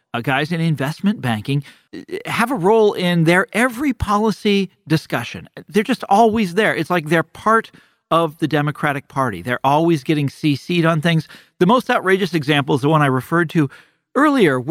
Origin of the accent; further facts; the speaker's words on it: Kansas City, United States; moved away; growing up in Kansas City